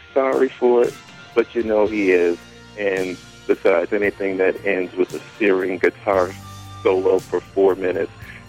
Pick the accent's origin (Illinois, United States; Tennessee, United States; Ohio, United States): Illinois, United States; Chicago; I'm from Chicago.